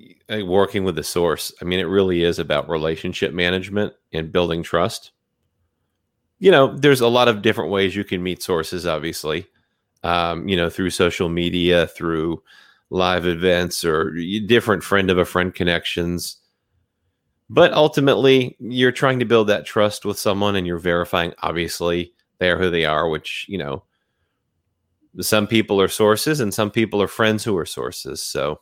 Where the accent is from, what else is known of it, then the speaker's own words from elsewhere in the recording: United States; also born or lived in South; I was actually born in the South, raised in New England, and then moved back to the South. So I've been all up and down the East Coast.